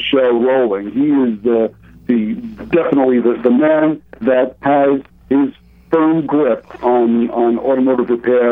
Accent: New York City, New York, United States; I'm from Brooklyn originally, so I lived in what I like to call Saturday Night Fever Land.

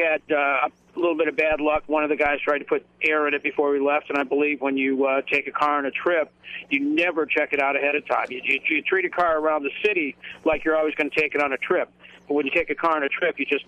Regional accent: Indiana, United States; moved away as an adult; also born or lived in Atlanta, Georgia; I grew up in Indiana and went to college up there

